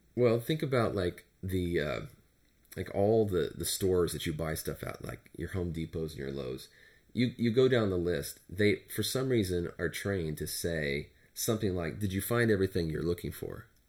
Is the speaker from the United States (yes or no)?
yes; Turlock, California, United States; I grew up in Turlock, California, which is a, um, a rural community